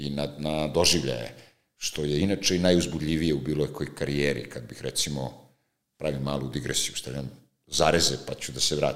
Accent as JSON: {"language": "Croatian", "country": "Serbia", "said": "govorim kao Srbi"}